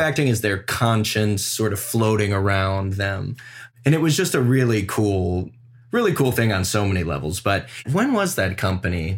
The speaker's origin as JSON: {"language": "English", "town": "Cleveland", "region": "Ohio", "country": "United States", "tie": "born or raised there", "also_born_or_lived": "Los Angeles, United States", "moved": "yes", "lives_now": "New York City, United States", "said": "I grew up with Leah in Cleveland, Ohio"}